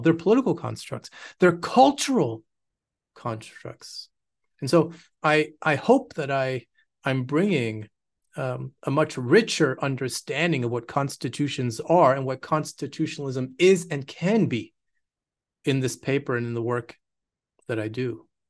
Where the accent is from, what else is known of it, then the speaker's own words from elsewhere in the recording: Quebec, Canada; moved away as an adult; also born or lived in United States / United Kingdom; now in Austin, United States; I'm Canadian, born in Quebec, uh, raised there